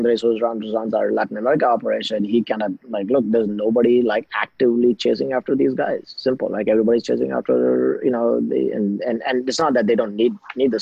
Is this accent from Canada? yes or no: no; India; moved away as an adult; also born or lived in BYU, Utah, United States; I'm originally from India